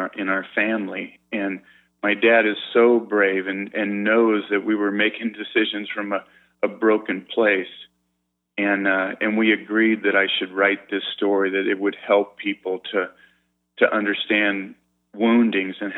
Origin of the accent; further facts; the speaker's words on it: San Diego, California, United States; I grew up in San Diego